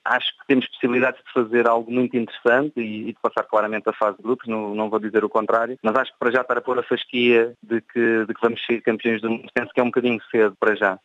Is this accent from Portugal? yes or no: yes; Portugal; now in Romania; as pessoas notam que somos portugueses pelas terminações dos sons